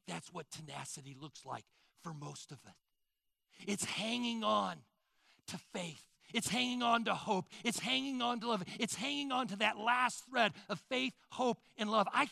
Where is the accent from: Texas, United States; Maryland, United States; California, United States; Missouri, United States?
Missouri, United States; Sugar Creek; I grew up in Sugar Creek, Missouri